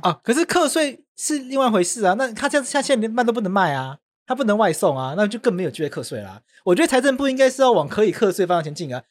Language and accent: Chinese; Taipei, Taiwan; also born or lived in Taitung; 我在台北长大